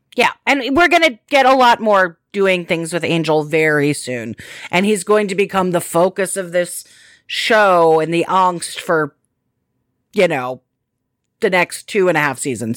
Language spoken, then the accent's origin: English; United States; I am an American